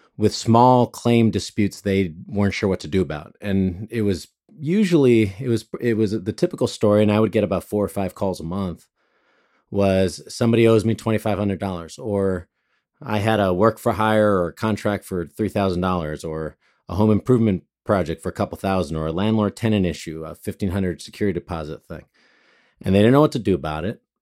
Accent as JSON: {"language": "English", "town": "Monterey Park", "region": "California", "country": "United States", "tie": "born or raised there", "also_born_or_lived": "Los Angeles", "said": "I grew up mostly in Monterey Park and grew up also in downtown"}